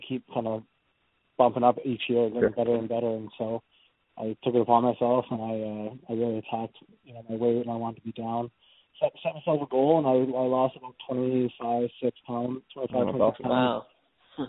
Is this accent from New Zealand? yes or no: no; Ladner, British Columbia, Canada; also born or lived in Vancouver, Canada; I played with Sam growing up, and it's funny, he's probably 3 houses down from where my parents lived back in Ladner